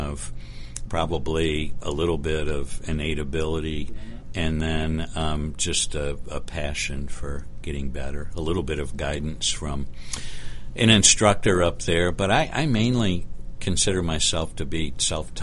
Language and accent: English; Ithaca, New York, United States; also born or lived in Florida; I needed to move back to my hometown of Ithaca, New York